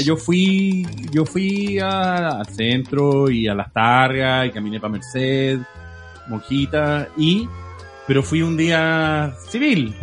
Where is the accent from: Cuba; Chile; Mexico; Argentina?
Chile; yo crecí en el Chile 1990